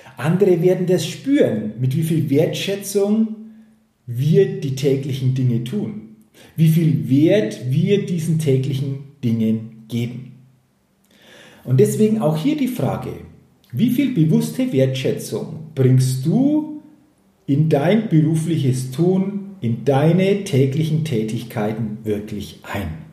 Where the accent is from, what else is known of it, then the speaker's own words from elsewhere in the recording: Germany; hier bei uns in Deutschland